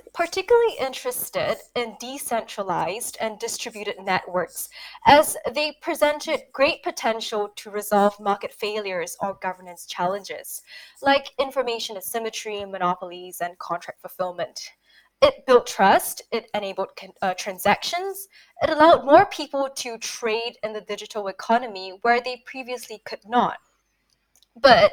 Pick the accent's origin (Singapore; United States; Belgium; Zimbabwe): Singapore; now in Paris, France; I've spent my early years growing up in Singapore